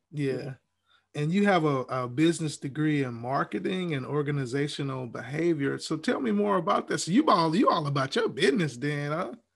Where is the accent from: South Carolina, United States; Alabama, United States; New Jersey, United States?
Alabama, United States; Huntsville; moved away; I'm originally from Huntsville, Alabama, so we we say Coke